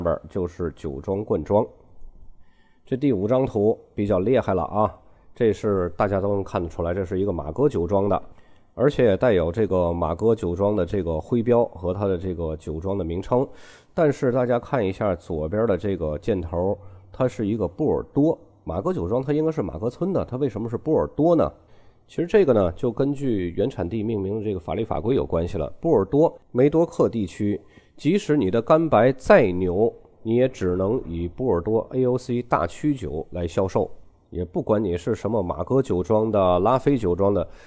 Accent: China; 我们中国人啊，总喜欢把公司的名字做得很大一样

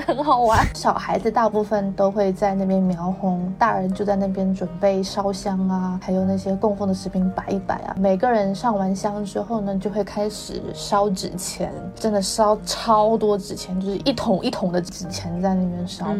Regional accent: Xiamen, Fujian, China; moved away as an adult; 因为我小时候在 在他家长大嘛，然后后来才去了厦门

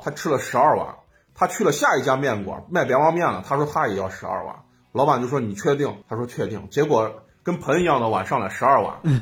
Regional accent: Xi'an, Shaanxi, China; 我是在西郊长大

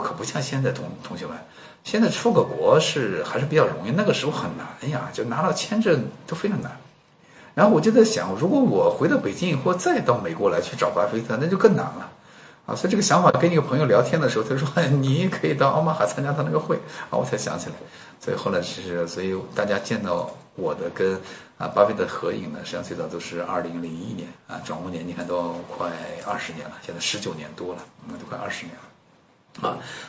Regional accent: China; 现在当时有一万人，然后就我一个中国人，然后没有看到其他的啊那个国内去的人

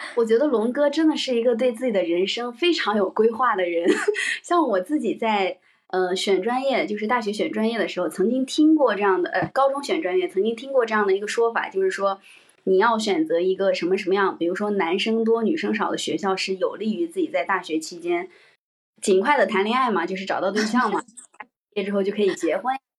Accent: Henan, China; 因为我是河南人，然后河南的嗯。整个的氛围都很卷

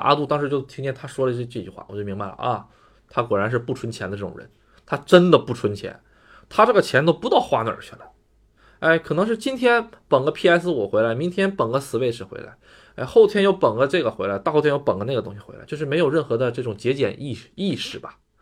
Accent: China; now in Japan; 咱们中国人的思想就是该花花，该，该省省

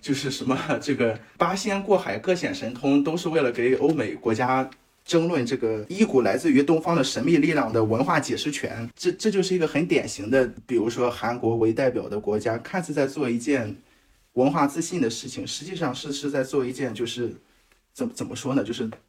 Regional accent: China; 我们中国人

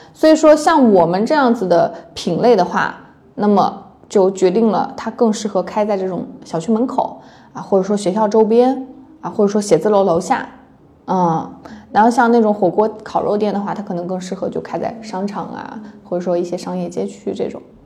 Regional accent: Taiyuan, Shanxi, China; now in Hangzhou, China; 我是太原人

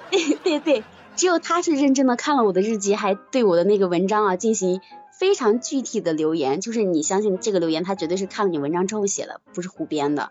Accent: Shiyan, Hubei, China; moved away; also born or lived in Wuhan; 一个是十堰的，就我们家的

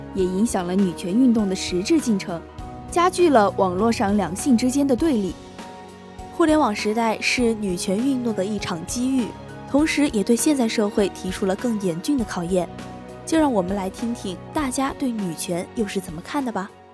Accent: Sichuan, China; 我本来是四川人嘛

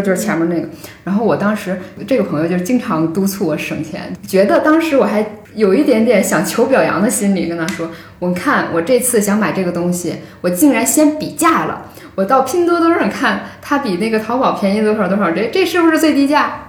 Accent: Northeast China, China; moved away; 从我的出生的地理环境一起梳理下来，因为这个 我是东北人嘛，就是这个交通也很不便，然后我们那个时候这个轻工业是很不发达的

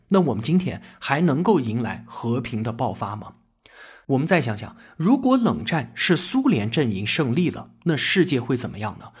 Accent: China; 在我们中国人看来，政府在经济当中保持重大决策，这本来就是我们中国特色

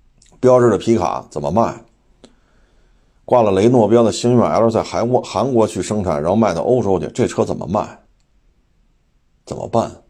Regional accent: China; 我们中国人

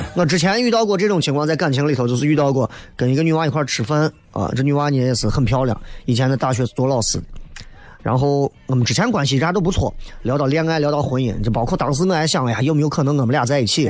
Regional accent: Xi'an, Shaanxi, China; 作为西安人

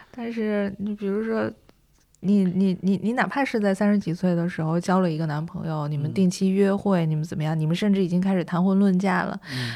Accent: Northeast China, China; moved away; also born or lived in Shanghai; 我是东北人嘛，我在上海吃东西，饮食，嗯，不是很习惯

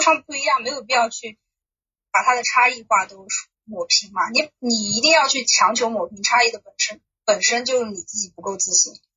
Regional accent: Suzhou, Jiangsu, China; 我其实不是，我是苏州人

